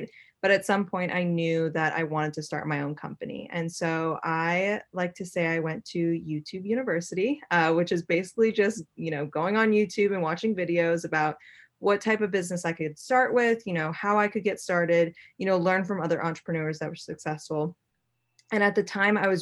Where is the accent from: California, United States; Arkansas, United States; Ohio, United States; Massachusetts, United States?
Massachusetts, United States; Boston; moved away as an adult; also born or lived in New York City; I was born and raised in Boston, Massachusetts, and as soon as I turned 18, I moved to New York City